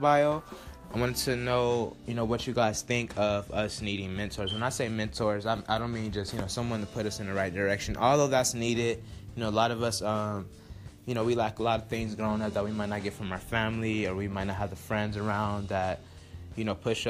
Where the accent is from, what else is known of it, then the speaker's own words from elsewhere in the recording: Los Angeles, California, United States; also born or lived in Roswell, Georgia; I'm from Los Angeles, California